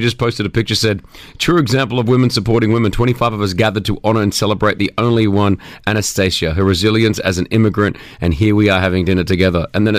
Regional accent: Australia; now in United Arab Emirates; a show that we grew up in Australia watching

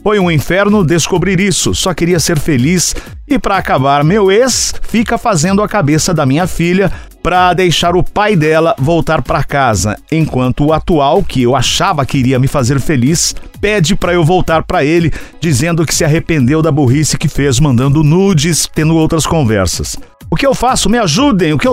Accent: Limeira, São Paulo, Brazil; also born or lived in Santa Amélia; Nossa, eu nasci em Santa Amélia e fui criado em Limeira.

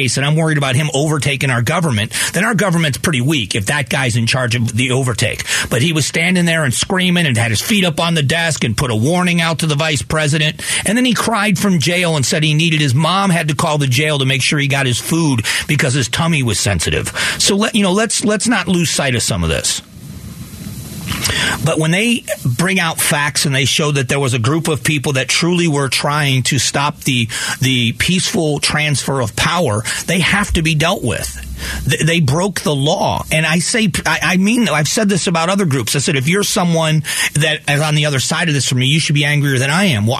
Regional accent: United States; as an American

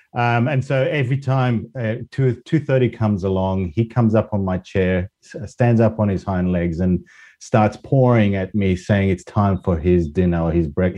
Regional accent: Spain; English is a second language; moved away as an adult; also born or lived in Australia; now in United Kingdom; So I was, I guess, born and raised in Spain, went to university in Australia, and then stayed there for 25 years before moving back to Europe and settling back here in the UK for the last 10 years.

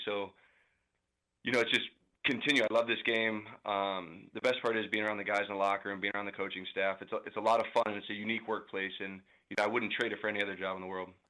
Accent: St. Louis, Missouri, United States; now in Kansas City, United States; I'm from Saint Louis

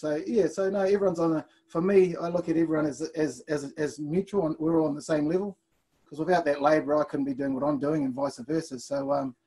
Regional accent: Blenheim, Marlborough, New Zealand; moved away as an adult; also born or lived in Auckland, New Zealand; now in Australia; originally I was from Auckland, and then at the age of 5, headed down to Blenheim, where I did my building apprenticeship

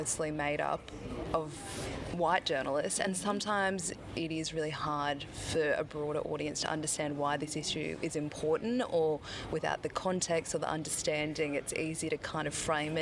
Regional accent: Queensland, Australia; also born or lived in Torres Strait; I'm from Queensland, and that's where all my family's from

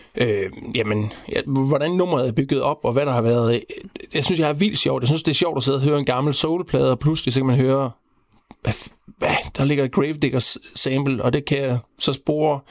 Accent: Central Denmark Region, Denmark; jeg er vokset op øh, ude på landet, imellem Horsens Jules Minde.

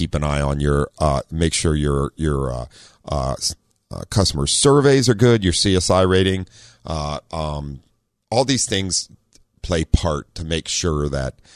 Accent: Ohio, United States; also born or lived in Southern California; now in San Diego, United States; I grew up in Ohio with snow

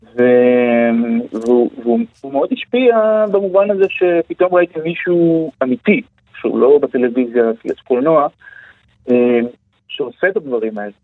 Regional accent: Beersheba, Southern District, Israel; moved away as an adult; now in Tel Aviv, Israel; בבאר שבע, איפה שגדלתי

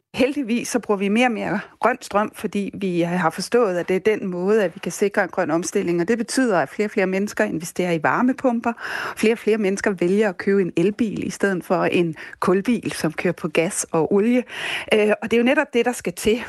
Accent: Denmark; vi som danskere

